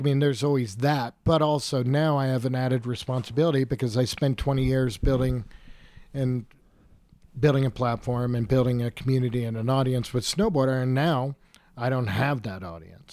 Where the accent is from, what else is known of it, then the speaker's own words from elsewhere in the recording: Killington, Vermont, United States; I grew up in Killington in the mid-eighties, you know, I grew up on a dirt road.